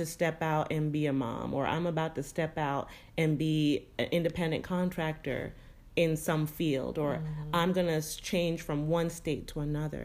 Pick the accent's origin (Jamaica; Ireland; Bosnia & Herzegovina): Jamaica; also born or lived in Central Florida; we're Jamaican